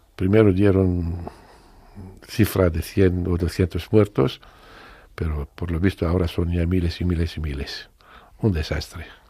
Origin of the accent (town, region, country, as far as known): Syria